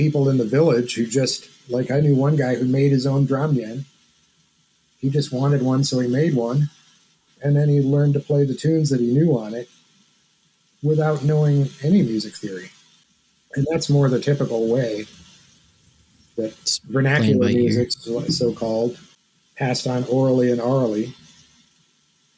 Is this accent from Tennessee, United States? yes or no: no; Southwest Michigan, United States; I grew up in Southwest Michigan, which is a very I guess Appalachian part of Michigan